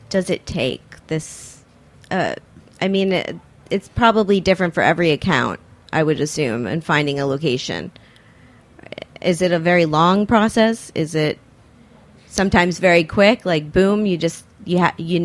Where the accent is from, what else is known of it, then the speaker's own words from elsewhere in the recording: Miami, Florida, United States; I grew up in Miami